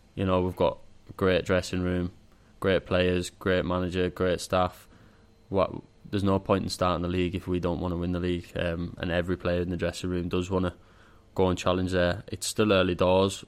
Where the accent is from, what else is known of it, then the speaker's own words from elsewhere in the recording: Carlisle, North West England, United Kingdom; it being my hometown club